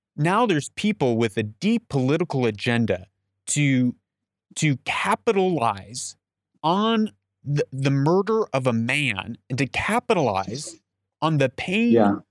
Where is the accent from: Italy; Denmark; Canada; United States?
United States; I'm an American